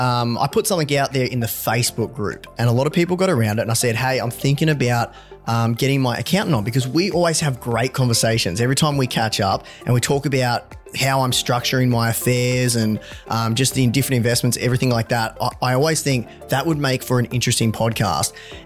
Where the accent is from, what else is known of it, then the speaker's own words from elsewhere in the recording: Victoria, Australia; Now, you are a Valley boy. You know, we are both from Latrobe Valley.